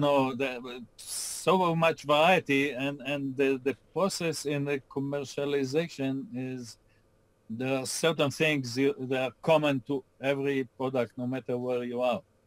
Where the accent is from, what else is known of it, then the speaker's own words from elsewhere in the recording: Israel; moved away as an adult; now in Austin, United States; I grew up in Israel, went to school in Israel, and started my career working for American companies in Israel